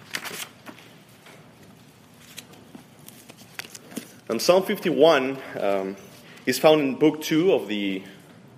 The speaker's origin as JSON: {"language": "English", "region": "Mexico City", "country": "Mexico", "moved": "yes", "said": "I'm coming from Mexico City, and my wife is from Romania"}